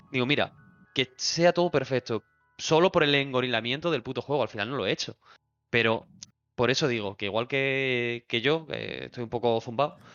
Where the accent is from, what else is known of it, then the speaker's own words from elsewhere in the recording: Argentina; No soy italiano. Yo soy argentino.